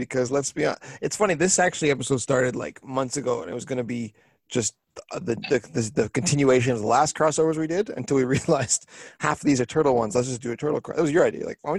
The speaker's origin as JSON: {"language": "English", "country": "Canada", "said": "we're a little better off than our southern neighbors"}